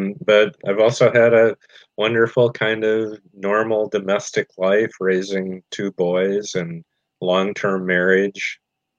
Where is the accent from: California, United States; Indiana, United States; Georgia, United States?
Indiana, United States; When I was 18, I walked to the edge of my hometown, stuck out my thumb, and hitchhiked across the country. And a year and a half later, when I was 19, a friend and I took a motorcycle trip from northern Indiana all the way across the U.S.